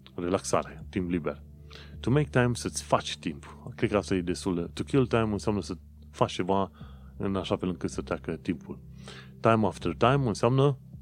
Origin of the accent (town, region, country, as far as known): Romania; now in London, United Kingdom